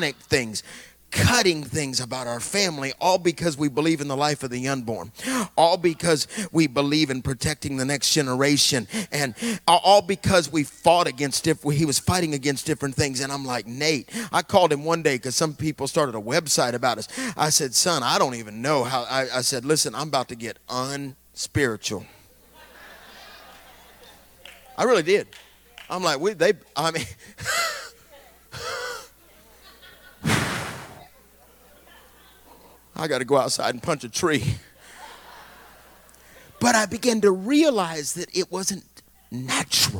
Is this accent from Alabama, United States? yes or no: yes; Alabama, United States; I'm from Alabama